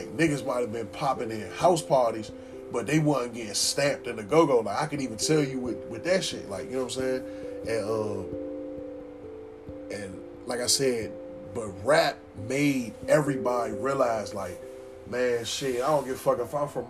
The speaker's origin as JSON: {"language": "English", "town": "Washington", "region": "District of Columbia", "country": "United States", "tie": "born there", "also_born_or_lived": "Maryland / Ohio", "said": "even though I was born in Providence High School, which is in D.C., you know what I'm saying? That's where I was born."}